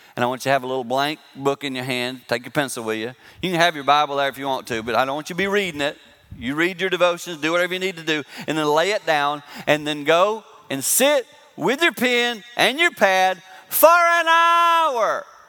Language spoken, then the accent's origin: English; Six Mile, South Carolina, United States; now in Michigan, United States; I live in Michigan, but I grew up in South Carolina, a little town called Six Mile.